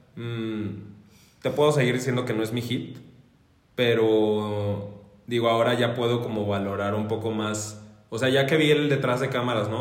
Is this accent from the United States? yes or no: no; Mexico